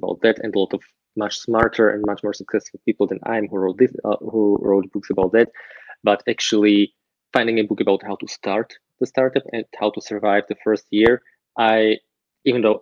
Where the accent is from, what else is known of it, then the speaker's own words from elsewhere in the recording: Slovakia; now in Austria; Originally, I come from Slovakia. It's in Central Europe. I live in Austria